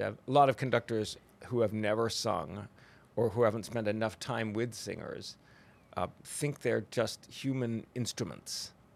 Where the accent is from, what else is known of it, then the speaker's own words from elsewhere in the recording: Oregon, United States; now in Texas, United States; I'm from Oregon